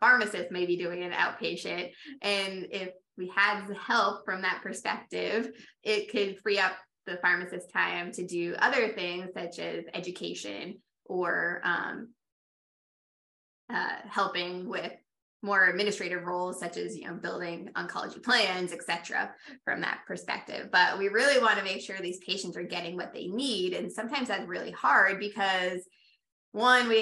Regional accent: Rhode Island, United States; also born or lived in Tampa area, Florida; now in Tampa, United States; I'm from Rhode Island originally

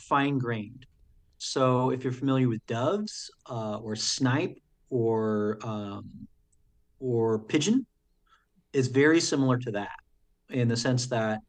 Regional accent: New Jersey, United States; also born or lived in Sacramento, California; now in St. Paul, United States; growing up in the East Coast, the Watchung Mountains were very close to where I grew up

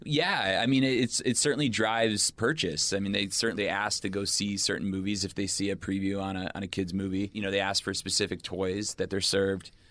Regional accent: United States; I'm an American

